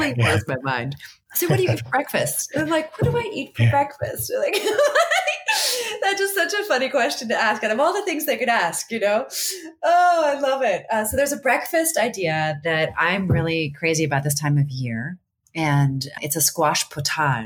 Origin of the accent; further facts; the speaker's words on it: D.C., Virginia, United States; also born or lived in Maryland; I grew up in Virginia outside of Washington, D.C.